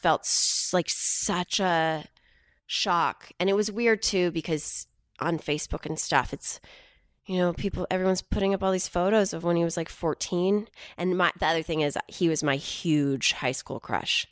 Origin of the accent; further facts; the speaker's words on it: Houston, Texas, United States; growing up in Houston